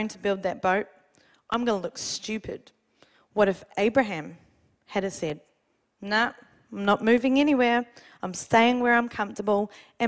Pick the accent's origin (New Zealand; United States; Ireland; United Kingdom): New Zealand; now in Australia; Being a Kiwi